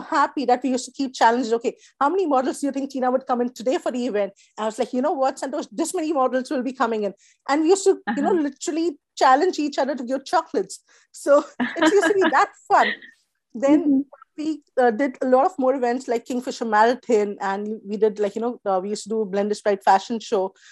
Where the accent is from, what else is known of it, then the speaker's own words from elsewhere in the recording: India; moved away as an adult; also born or lived in Mumbai, India / New Zealand; the background that we come from India